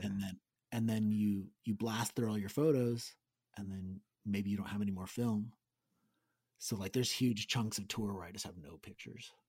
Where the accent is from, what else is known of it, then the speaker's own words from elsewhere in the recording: Gilroy, California, United States; Aaron and I grew up in Gilroy